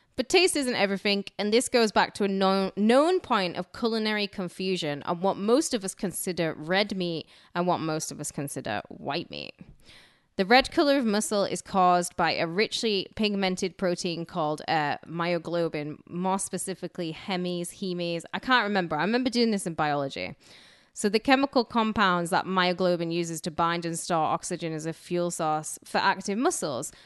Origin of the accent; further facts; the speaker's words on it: United Kingdom; moved away; I grew up in Roman country where there's literally bloodshed everywhere